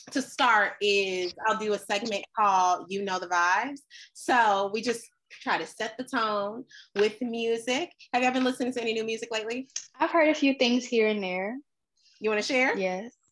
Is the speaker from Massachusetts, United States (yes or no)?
no; Daytona Beach, Florida, United States; I am from Daytona Beach, Florida